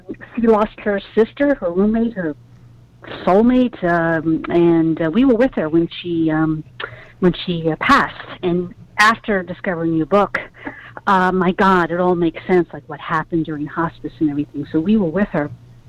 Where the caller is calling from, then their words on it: New York, United States; But I'm calling from Brooklyn, New York